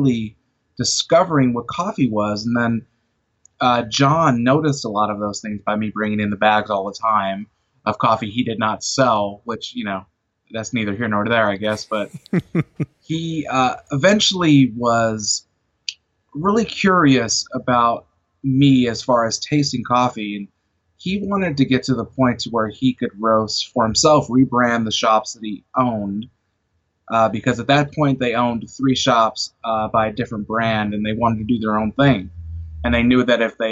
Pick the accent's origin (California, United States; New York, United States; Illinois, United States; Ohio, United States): Illinois, United States; Chicago; now in Arkansas, United States; I'm originally from Chicago